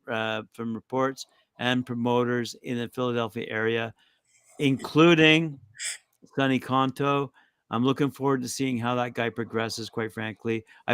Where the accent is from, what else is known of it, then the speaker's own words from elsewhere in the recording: England, United Kingdom; born there; I like the English spirit. I was born in England.